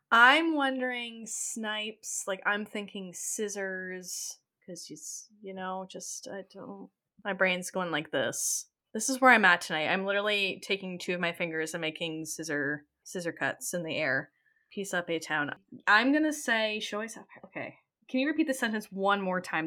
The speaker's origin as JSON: {"language": "English", "region": "Ontario", "country": "Canada", "said": "a Canadian that lives close to where Letterkenny is based off"}